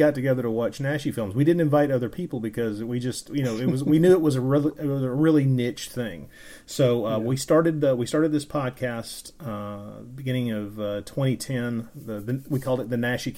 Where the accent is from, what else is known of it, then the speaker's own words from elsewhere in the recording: the American South, United States; I am an American. I grew up in the American South